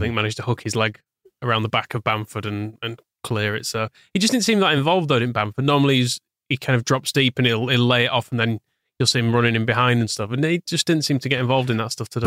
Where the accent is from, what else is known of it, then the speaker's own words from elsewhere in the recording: Wakefield, Yorkshire and the Humber, United Kingdom; I grew up in Wakefield and, well, Harbury, technically